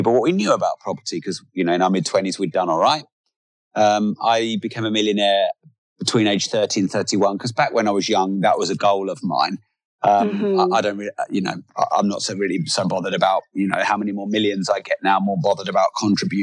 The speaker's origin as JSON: {"language": "English", "region": "England", "country": "United Kingdom", "said": "I'm very English"}